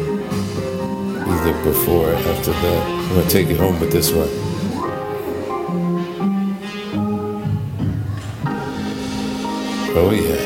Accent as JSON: {"language": "English", "town": "Chicago", "region": "Illinois", "country": "United States", "tie": "born or raised there", "said": "my home birthplace town. I was born in Chicago."}